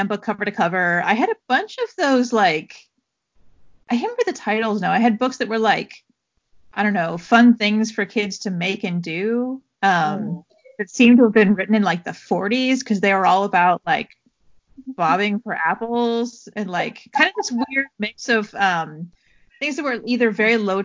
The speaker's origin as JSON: {"language": "English", "region": "Southern California", "country": "United States", "tie": "born or raised there", "said": "we grew up in Southern California"}